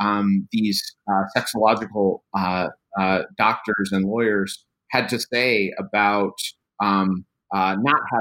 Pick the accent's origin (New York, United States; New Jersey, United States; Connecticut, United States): Connecticut, United States; New Haven; now in Louisiana, United States; I was actually born in New Haven, Connecticut, right in the foothills of Yale University